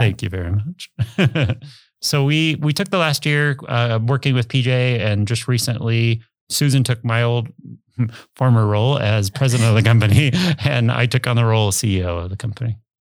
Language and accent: English; Omaha, Nebraska, United States; also born or lived in Arizona / Ralston; I grew up in Dundee, went to Dundee Elementary, then went to Lewis and Clark, and then eventually to Central